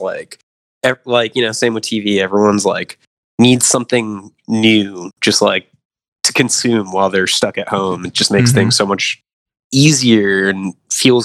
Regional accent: Florida, United States; moved away; I'm from Florida

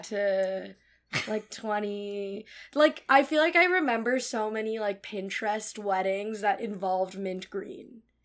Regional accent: Cupertino, California, United States; moved away as an adult; now in New York, United States; I grew up in Cupertino, California

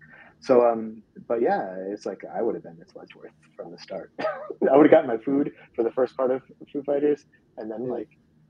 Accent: Kent, Pennsylvania, United States; So, and I'm from Kent, Pennsylvania.

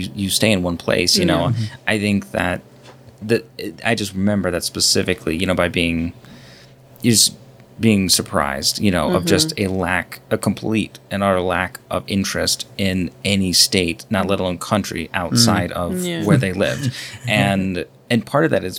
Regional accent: Kyiv, Ukraine; now in Iowa, United States; I grew up over in Ukraine, in Kiev

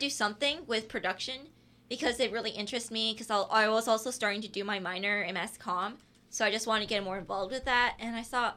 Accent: Orlando, Florida, United States; I was born in Orlando.

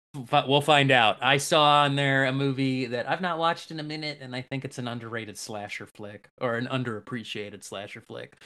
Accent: Michigan, United States; growing up in Michigan

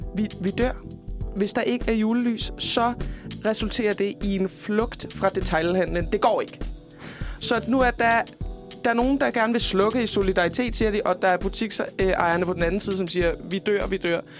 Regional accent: Fredericia, Southern Denmark, Denmark; min hjemby, Fredericia

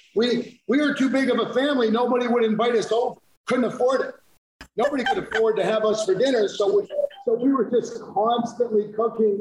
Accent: United States; also born or lived in New Jersey / Western New York / Naples, Italy; now in Atlanta, United States; I grew up a little in Jersey and a little in Western New York

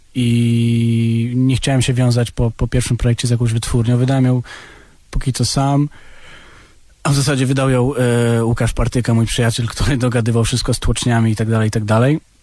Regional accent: Warsaw, Masovian Voivodeship, Poland; also born or lived in abroad (born outside Poland); tutaj jestem, wiesz, od 20 lat i tutaj się wychowałem

